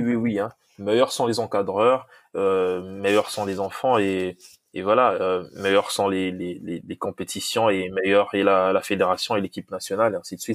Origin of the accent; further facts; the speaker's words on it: DR Congo; first language Lingala; French is a second language; now in United States; je suis de, du, je suis Congo